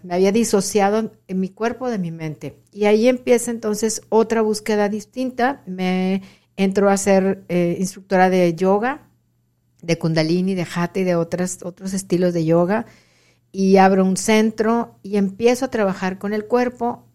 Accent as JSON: {"language": "Spanish", "town": "Monterrey", "region": "Nuevo León", "country": "Mexico", "tie": "born or raised there", "moved": "as an adult", "lives_now": "Rio Grande Valley, Texas, United States", "said": "soy originaria de Monterrey"}